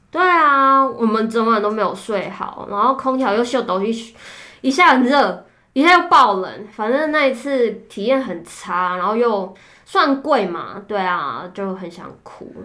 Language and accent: Chinese; Taichung, Taiwan; 我是台中人